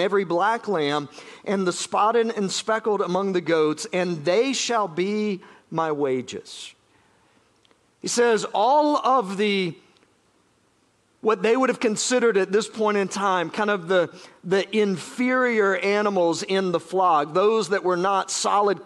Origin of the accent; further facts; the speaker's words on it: South Georgia, United States; moved away; I grew up in South Georgia